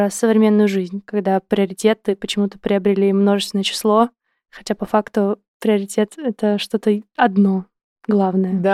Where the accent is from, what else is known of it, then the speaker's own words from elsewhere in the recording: Tbilisi, Georgia; Russian is a second language; Гамарджоба, я из, я из Грузии, из Тбилиси.